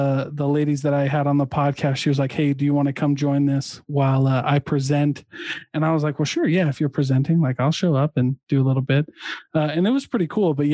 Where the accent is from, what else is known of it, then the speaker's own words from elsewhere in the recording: Southeast Iowa, United States; So I'm from Iowa. I'm from Southeast Iowa